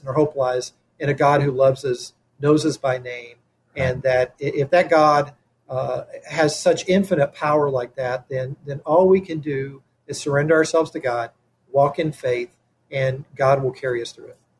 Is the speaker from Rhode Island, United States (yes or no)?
no; Kentucky, United States; now in Elgin, United States; I'm originally from Kentucky.